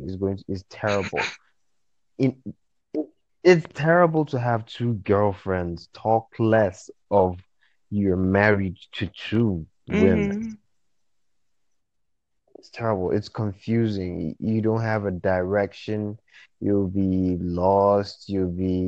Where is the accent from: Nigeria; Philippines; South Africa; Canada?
Nigeria; I'm from Nigeria